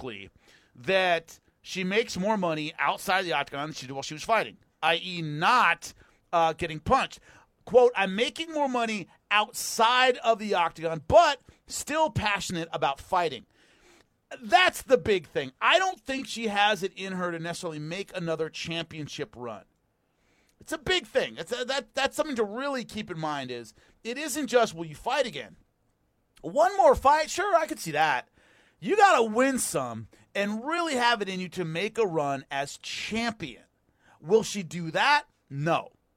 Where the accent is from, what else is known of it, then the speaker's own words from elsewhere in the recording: California, United States; I'm a Californian